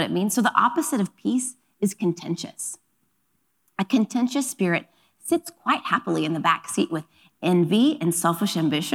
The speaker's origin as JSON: {"language": "English", "region": "Oklahoma", "country": "United States", "tie": "born or raised there", "moved": "yes", "lives_now": "Los Angeles, United States", "said": "I grew up in Oklahoma, so we're going to take a moment to give a nod to my Oklahoma roots"}